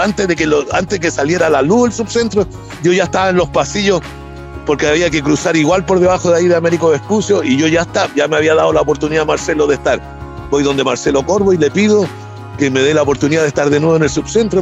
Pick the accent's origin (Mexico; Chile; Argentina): Chile; moved away as an adult; also born or lived in United States; los chilenos